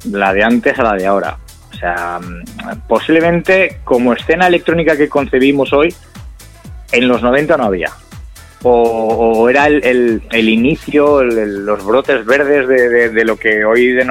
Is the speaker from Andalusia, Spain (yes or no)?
no; Castellón, Valencian Community, Spain; nosotros somos de Castellón, nos íbamos, oye, vámonos dos, eh, quedamos tú y yo, oye, vámonos a Valencia